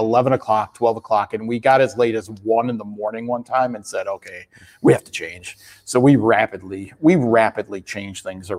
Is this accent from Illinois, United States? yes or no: yes; Chicago, Illinois, United States; now in Texas, United States; I'm from Chicago, so I know cold